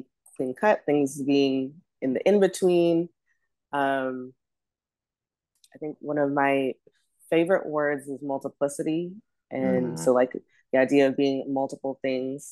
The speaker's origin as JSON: {"language": "English", "town": "Los Angeles", "region": "California", "country": "United States", "also_born_or_lived": "Ghana (ancestry)", "moved": "yes", "lives_now": "New York City, United States", "said": "when people ask me where I'm from, I think the first thing that comes to mind is the great city of Los Angeles, California"}